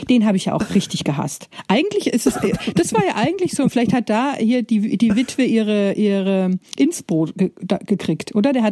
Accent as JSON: {"language": "German", "region": "Bavaria", "country": "Germany", "said": "ich komme ja aus Preußlerartig aus, aus, aus, aus Bayern"}